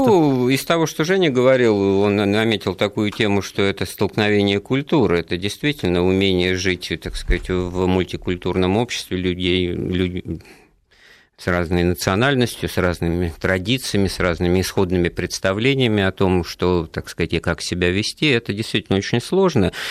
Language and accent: Russian; Moscow, Russia; я вот коренной москвич